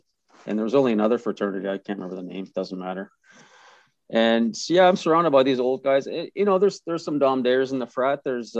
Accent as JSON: {"language": "English", "town": "Toronto", "region": "Ontario", "country": "Canada", "tie": "born or raised there", "said": "I grew up on Barford, two doors down from Blair Barber."}